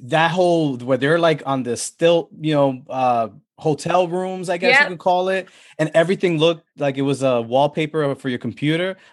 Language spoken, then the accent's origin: English; New York City, New York, United States; I grew up in the Bronx